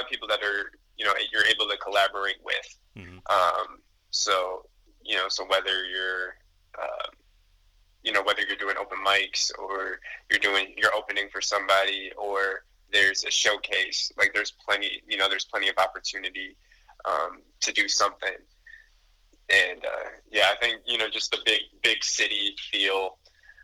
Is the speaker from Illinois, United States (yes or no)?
yes; Elgin, Illinois, United States; my hometown is Elgin. That's my hometown. It's about 45 minutes away from Chicago